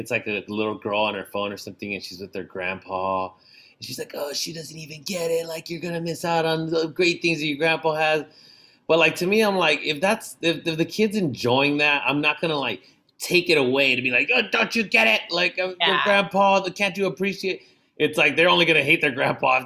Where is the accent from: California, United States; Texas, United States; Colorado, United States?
California, United States; San Diego; I grew up in San Diego